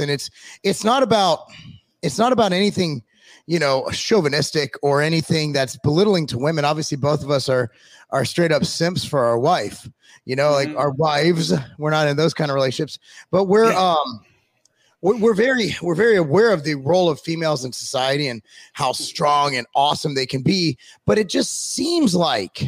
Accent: California, United States; where I grew up in California

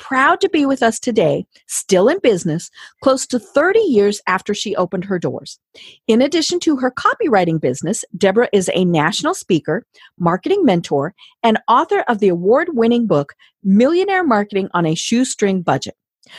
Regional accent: Colorado, United States; now in Atlanta, United States; even though we are both from Colorado. We never met until after I had moved to Atlanta.

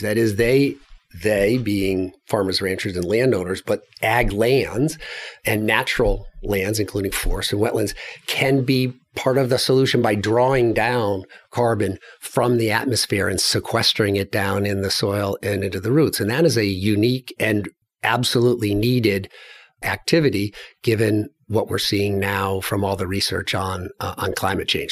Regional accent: Glastonbury, Connecticut, United States; moved away; So I grew up in New England, in Connecticut, across from Hartford, in a place called Glastonbury, Connecticut

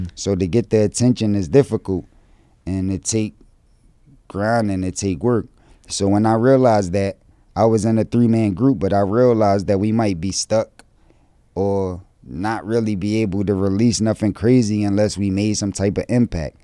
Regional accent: Philadelphia, Pennsylvania, United States; I'm from Philly

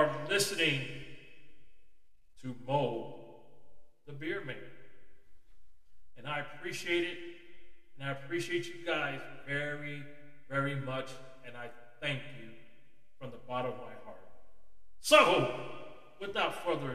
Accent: United States; our once great country of America

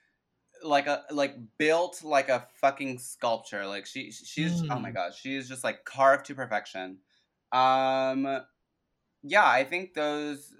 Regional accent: New York, United States; growing up in New York

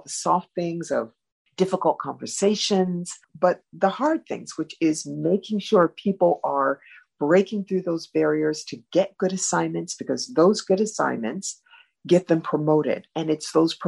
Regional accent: Cleveland, Ohio, United States; moved away; I'm from Cleveland, a big city, Midwestern experiences.

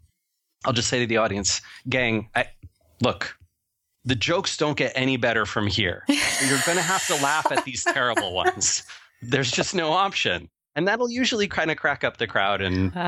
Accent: Seattle, Washington, United States; I'm from Seattle, Washington, where where weed is legal

